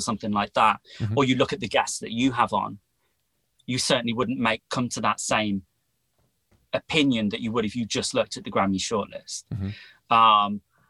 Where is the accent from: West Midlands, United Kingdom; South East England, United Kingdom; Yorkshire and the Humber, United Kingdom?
West Midlands, United Kingdom; Wolverhampton; moved away as an adult; also born or lived in Liverpool / Bristol; I grew up in the Midlands, so the middle of the country, in a city called Wolverhampton